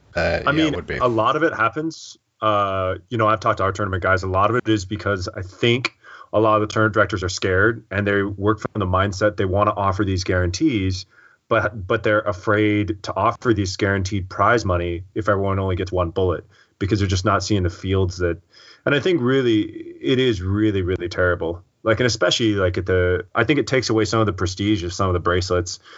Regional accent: Seattle, Washington, United States; I'm from Seattle

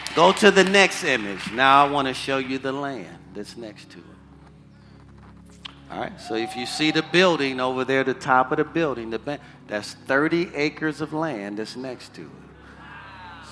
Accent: Detroit, Michigan, United States; moved away; The house I grew up in in Detroit, Michigan, the address was 4331 Waverly

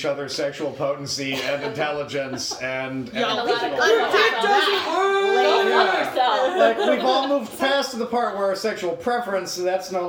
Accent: North Carolina, United States; I am from North Carolina

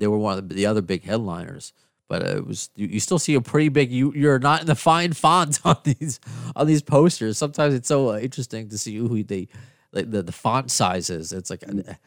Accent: Long Island, New York, United States; also born or lived in Queens, New York; Even being from New York, where I, I kind of grew up on Long Island

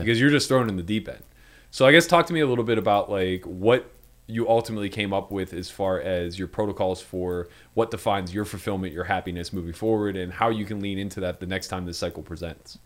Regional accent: Pittsburgh, Pennsylvania, United States; moved away; the best Yinzer to ever live

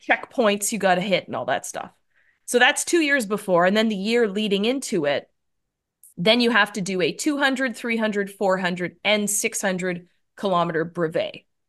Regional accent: Canada; moved away as an adult; also born or lived in Toronto / New York / Los Angeles; now in San Francisco, United States; Yeah, so I'm a Canadian, so I grew up in Canada, but now I'm in the U S and I'm up here in San Francisco

